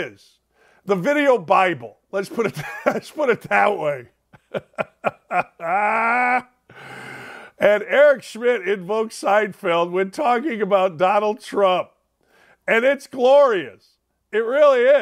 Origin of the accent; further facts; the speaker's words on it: Gary, Indiana, United States; moved away; also born or lived in Bowling Green, Ohio; I grew up in Gary, Indiana